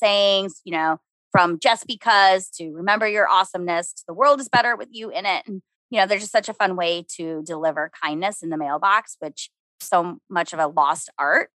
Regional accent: Minnesota, United States; I'm from Minnesota.

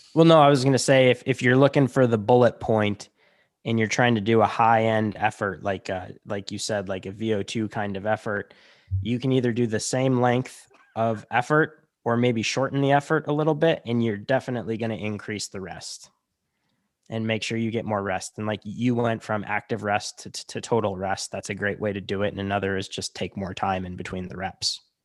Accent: Chicago, Illinois, United States; moved away as an adult; also born or lived in Montana; I'm from Chicago

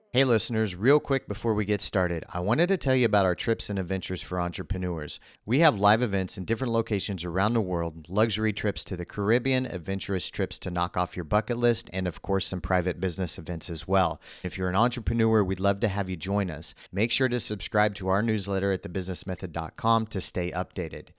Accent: Midwest, United States; I grew up in the Midwest

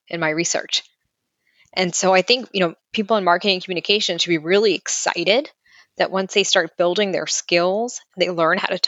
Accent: New York City, New York, United States; I grew up in Brighton Beach, a block a half away from Coney Island.

